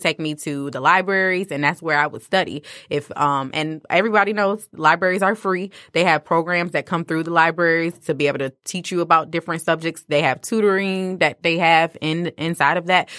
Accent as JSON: {"language": "English", "town": "Detroit", "region": "Michigan", "country": "United States", "tie": "born or raised there", "also_born_or_lived": "Farmington Hills, Michigan", "said": "I did grow up with, in the D P S district"}